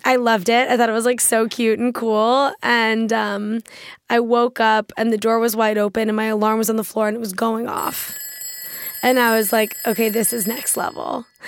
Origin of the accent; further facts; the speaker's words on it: Washington, District of Columbia, United States; I grew up in Washington, D C